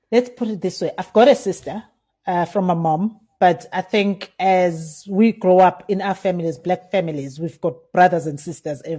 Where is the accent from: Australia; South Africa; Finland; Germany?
South Africa; Kwavutela, KwaZulu-Natal; I'm from KwaZulu Natal, Emahlabatini, uh, from the village of Kwavutela. Mm-hmm. So that's where I come from. It's a rural village, and I grew up there with my grandmother.